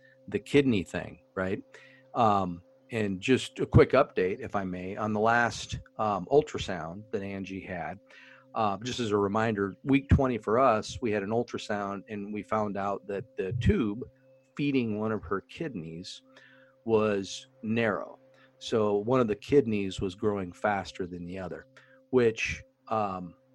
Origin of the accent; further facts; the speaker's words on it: Indianapolis, Indiana, United States; we're from Indianapolis